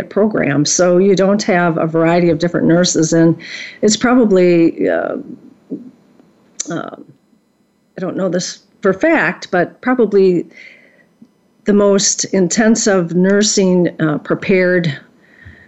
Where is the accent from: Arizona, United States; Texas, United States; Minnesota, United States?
Minnesota, United States; St. Paul; I grew up in St. Paul, Minnesota